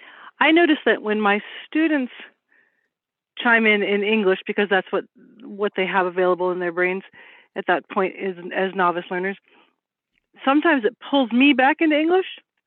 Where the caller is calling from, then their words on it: Vermont, United States; Northern Vermont.